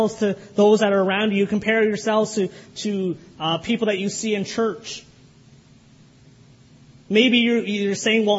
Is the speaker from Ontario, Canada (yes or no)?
yes; Kitchener, Ontario, Canada; the church I grew up in Kitchener